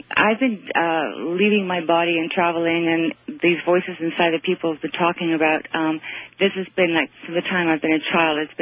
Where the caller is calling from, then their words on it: Toronto, Ontario, Canada; I'm calling from Toronto, by the way.